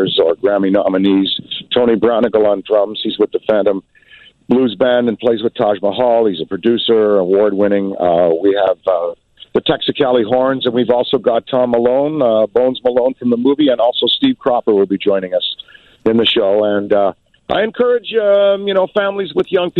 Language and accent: English; Ottawa, Ontario, Canada; being a youth growing up in Ottawa, Canada